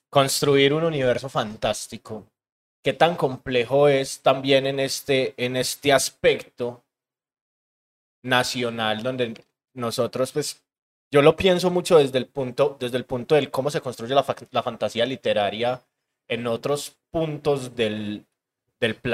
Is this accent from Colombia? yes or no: yes; Colombia; ese negacionismo que tenemos nosotros como colombianos de esa ancestralidad, sobre todo indígena o negra